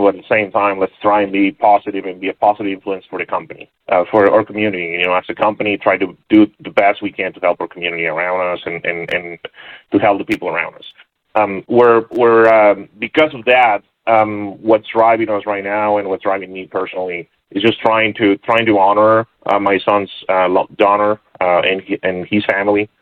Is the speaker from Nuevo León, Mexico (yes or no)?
yes; Monterrey, Nuevo León, Mexico; moved away as an adult; also born or lived in San Diego; I was born and raised in Monterrey, Mexico